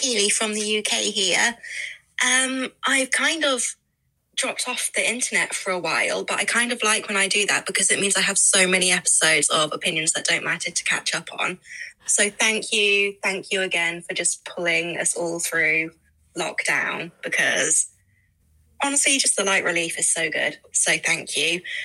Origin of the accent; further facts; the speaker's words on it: United Kingdom; I'm British, I say Gloucestershire.